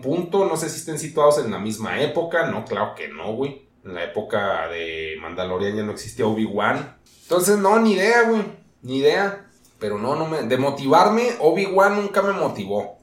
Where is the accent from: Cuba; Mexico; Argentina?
Mexico; así somos los mexicanos